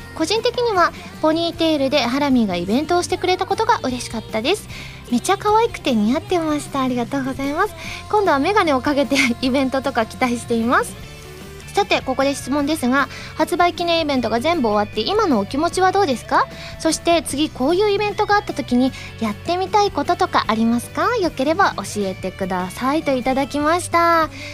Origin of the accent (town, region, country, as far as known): Osaka, Japan